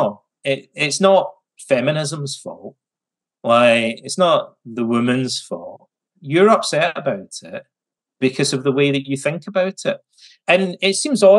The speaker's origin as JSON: {"language": "English", "region": "West Coast of Scotland", "country": "United Kingdom", "tie": "born or raised there", "said": "when I was a kid growing up in the West Coast of Scotland"}